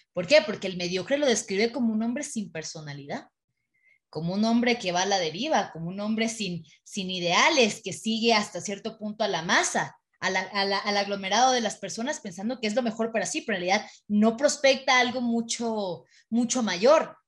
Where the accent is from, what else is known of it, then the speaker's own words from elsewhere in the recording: Mexico; yo hablando como mexicana